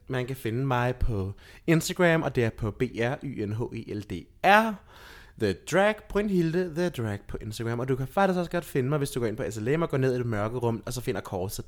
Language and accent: Danish; Lolland, Zealand, Denmark; jeg voksede op i et samfund, som var meget intermissionsk. Mm-hmm. For jeg er fra Lolland